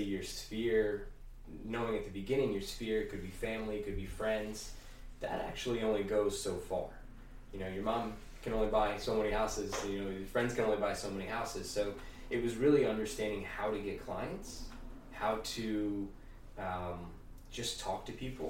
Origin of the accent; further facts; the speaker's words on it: the Poconos, Stroudsburg, Pennsylvania, United States; I actually grew up in the Poconos. Went to Strasburg High School